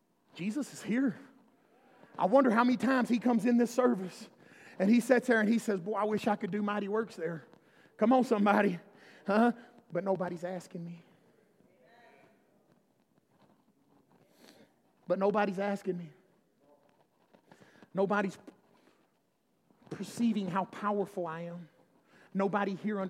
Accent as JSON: {"language": "English", "region": "Alabama", "country": "United States", "said": "I'm from Alabama"}